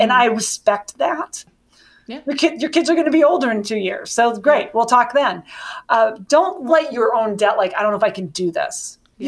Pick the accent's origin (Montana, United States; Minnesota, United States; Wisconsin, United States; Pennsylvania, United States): Montana, United States; I'm from Montana